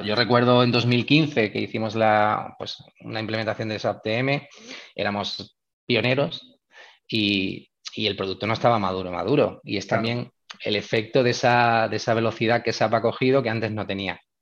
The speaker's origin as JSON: {"language": "Spanish", "town": "Málaga", "region": "Andalusia", "country": "Spain", "said": "en la Universidad de Málaga, que es de donde yo soy"}